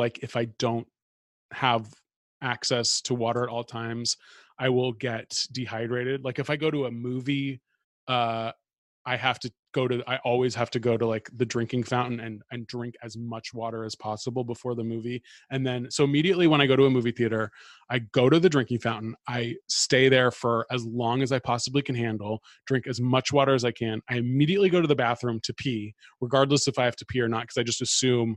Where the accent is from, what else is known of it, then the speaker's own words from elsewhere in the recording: Bay Area, California, United States; now in New York, United States; I grew up in the Bay Area where everyone like prides themselves on how good the tap water is.